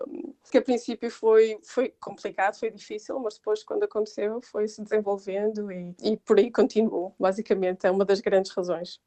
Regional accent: Porto, Norte, Portugal; moved away as an adult; now in England, United Kingdom; eu sou do Porto

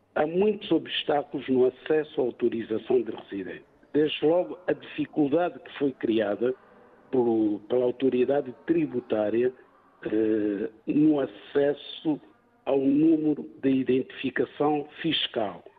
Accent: Mozambique; now in Portugal; uma vez que sou moçambicano

